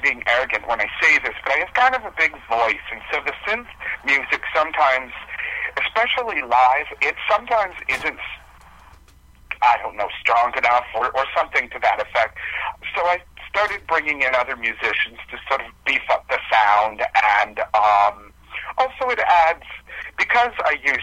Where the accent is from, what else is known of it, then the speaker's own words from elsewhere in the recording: Lakeville, Massachusetts, United States; now in Fall River, United States; I'm from Massachusetts. I grew up in a small town called Lakeville, but I'm currently living in Fall River